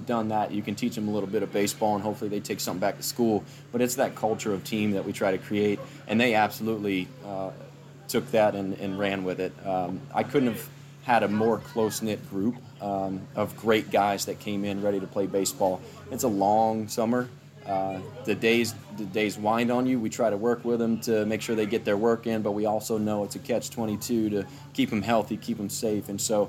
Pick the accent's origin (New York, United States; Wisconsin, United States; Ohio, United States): Ohio, United States; Sandusky; I was born in Sandusky, Ohio, which is about an hour west of Cleveland.